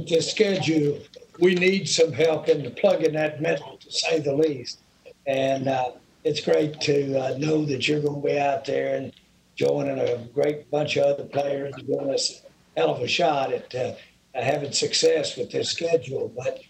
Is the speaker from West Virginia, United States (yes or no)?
no; Inglewood, California, United States; moved away; I was born almost where that stadium sits. I was born in Englewood, right off the end of the runway, and have a lot of my cousins and third cousins out there.